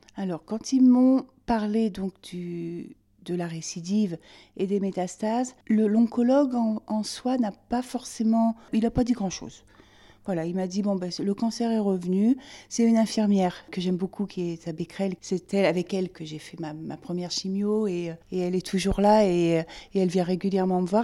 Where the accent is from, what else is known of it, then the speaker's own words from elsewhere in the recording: Limousin, Nouvelle-Aquitaine, France; now in Rouen, France; je suis originaire du Limousin, mes parents vivent là-bas